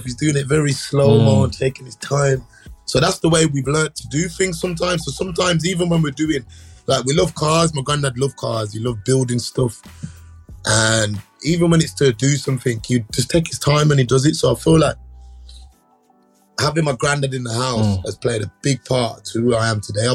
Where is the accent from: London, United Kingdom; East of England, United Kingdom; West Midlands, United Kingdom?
West Midlands, United Kingdom; Birmingham; I grew up in an area called Erdington